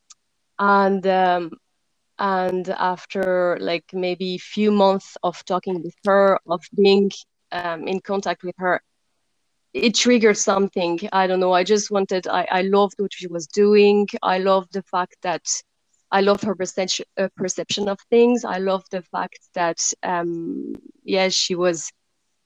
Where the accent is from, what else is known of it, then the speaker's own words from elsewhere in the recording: suburb of Paris, Île-de-France, France; moved away; I come from France and I grew up beside Paris, in the suburb of Paris, actually.